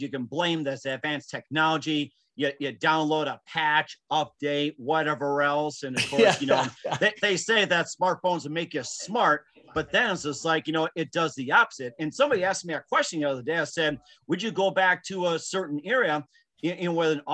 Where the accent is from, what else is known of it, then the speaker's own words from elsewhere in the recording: Wisconsin, United States; being in Wisconsin, of course, my folks love football. Green Bay Packer fan.